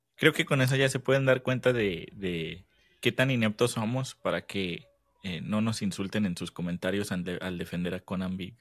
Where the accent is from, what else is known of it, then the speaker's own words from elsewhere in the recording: Mexico; nos unimos como mexicanos